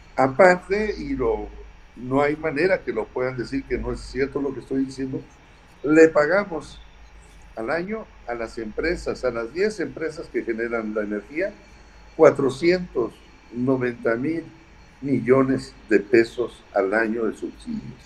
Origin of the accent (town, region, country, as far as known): Mexico